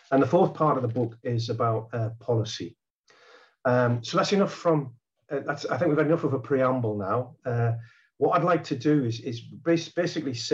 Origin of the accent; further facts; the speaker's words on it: North East England, United Kingdom; The first part is about uh, growing up in County Durham in, in the north of England. Um, uh, that's a background that she and I share.